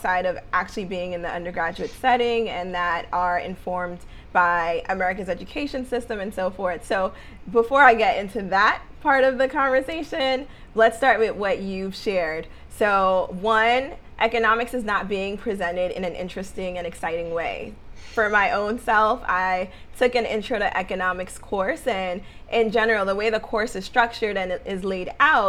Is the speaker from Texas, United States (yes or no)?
no; New York City, New York, United States; what I saw in New York, growing up in Harlem, growing up in the Bronx